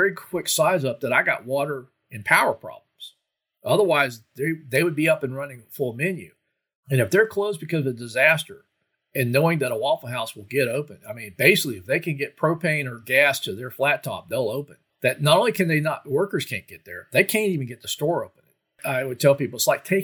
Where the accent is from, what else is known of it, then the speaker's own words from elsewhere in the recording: Florida, United States; as I was growing up in Florida